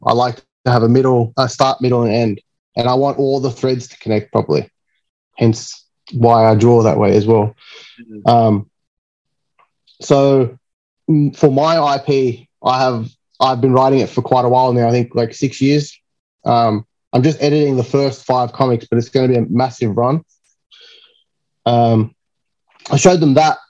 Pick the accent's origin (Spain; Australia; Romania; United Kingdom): Australia; Sydney, New South Wales; It's my hometown.